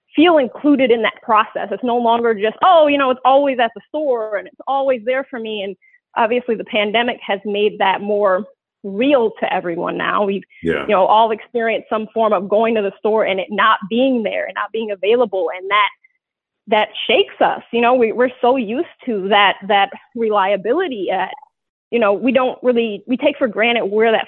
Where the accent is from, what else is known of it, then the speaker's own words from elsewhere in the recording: Detroit, Michigan, United States; moved away; I'm originally from Detroit. I moved back to Detroit for 2 years